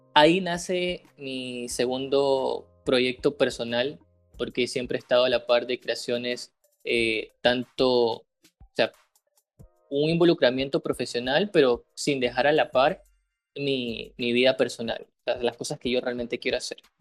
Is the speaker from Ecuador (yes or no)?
yes; Ecuador